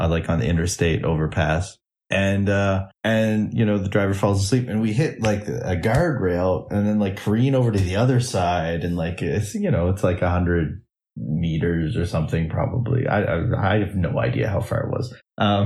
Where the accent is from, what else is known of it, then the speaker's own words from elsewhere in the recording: Canada; I'm coming from Canada